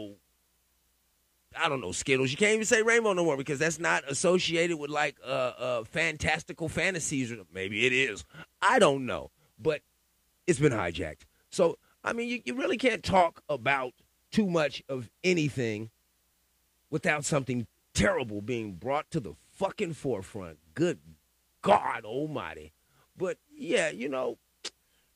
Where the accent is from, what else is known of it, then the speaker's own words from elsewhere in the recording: West Coast, United States; I'm from the West Coast